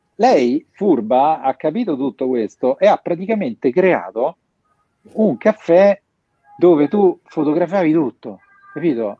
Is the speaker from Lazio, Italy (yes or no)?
yes; Rome, Lazio, Italy; pur essendo romano